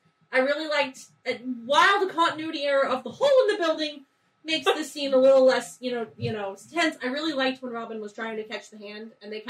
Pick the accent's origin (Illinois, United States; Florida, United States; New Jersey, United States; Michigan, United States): Florida, United States; South; I grew up in South Florida